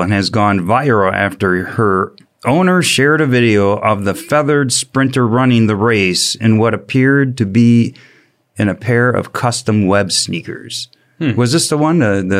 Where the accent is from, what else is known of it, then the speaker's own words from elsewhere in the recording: Michigan, United States; Did you guys pick this because I'm from Michigan?